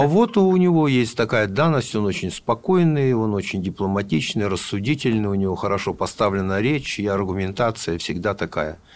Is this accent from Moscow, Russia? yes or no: no; Novosibirsk, Novosibirsk Oblast, Russia; мы, понятно, тоже из Новосибирска